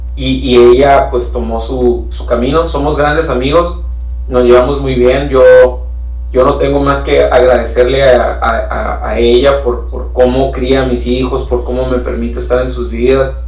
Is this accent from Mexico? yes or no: yes; Mexico; also born or lived in Hermosillo, Sonora; soy el único mexicano